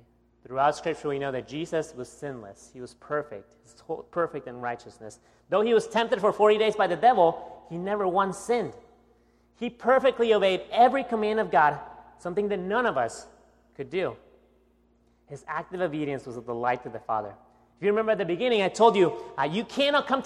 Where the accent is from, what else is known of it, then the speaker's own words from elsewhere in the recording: Guatemala; now in United States; my accent, you know that I was not born here in the United States, okay? I was born in Guatemala, right below Mexico